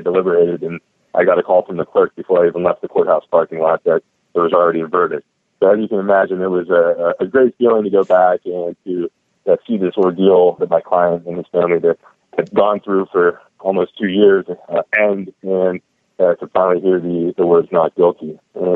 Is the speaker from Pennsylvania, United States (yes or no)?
yes; Pittsburgh, Pennsylvania, United States; now in San Diego, United States; I actually grew up in the Northeast. I'm from Pittsburgh, Pennsylvania, originally